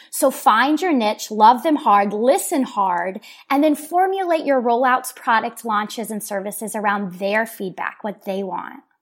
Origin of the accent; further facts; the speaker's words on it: Oklahoma City, Oklahoma, United States; people, myself included, have either moved away or done enough traveling where we're now coming back into our city